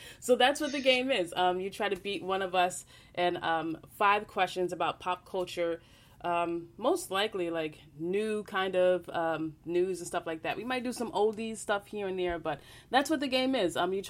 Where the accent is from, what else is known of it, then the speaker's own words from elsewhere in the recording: Long Island, New York, United States; I grew up on Long Island